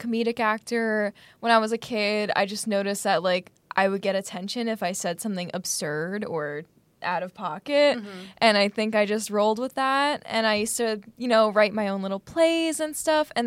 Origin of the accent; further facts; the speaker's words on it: Long Island, New York, United States; now in New York City, United States; as a kid, I'm from Long Island